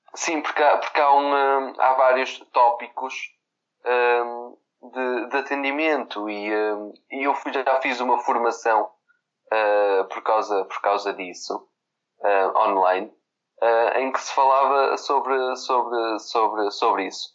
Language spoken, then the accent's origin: Portuguese; Vila Nova de Gaia, Norte, Portugal; eu sou de Gaia